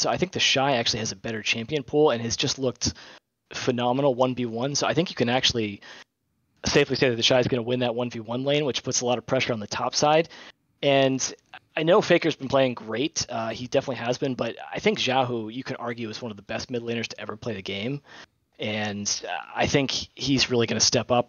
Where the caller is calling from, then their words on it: Nashua, New Hampshire, United States; I'm actually calling from Nashua, New Hampshire